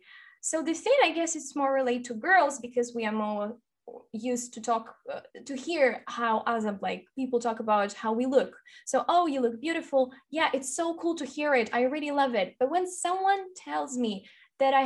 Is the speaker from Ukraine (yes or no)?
yes; Ukraine; first language Russian; English is a second language; I'm from Ukraine, so I'm half Russian and half Ukrainian